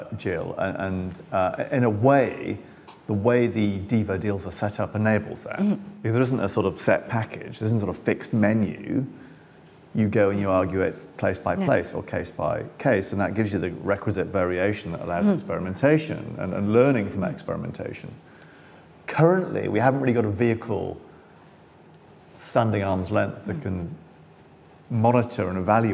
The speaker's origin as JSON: {"language": "English", "town": "Sunderland", "region": "North East England", "country": "United Kingdom", "said": "I'm from Sunderland"}